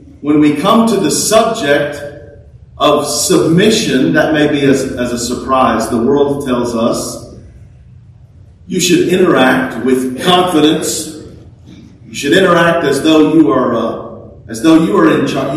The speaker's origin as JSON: {"language": "English", "region": "Texas", "country": "United States", "said": "we're American, right? We're even Texans"}